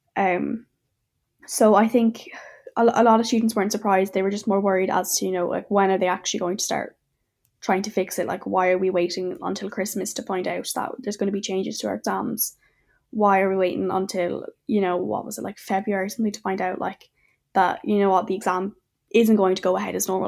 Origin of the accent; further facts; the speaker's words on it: Clonmel, Munster, Ireland; I'm from Clonmel and Tipperary, and I'm seventeen years old.